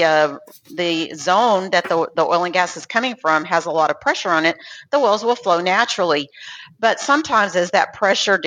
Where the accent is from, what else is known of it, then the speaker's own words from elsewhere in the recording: Lubbock, Texas, United States; since I grew up in Lubbock, I went to Texas Tech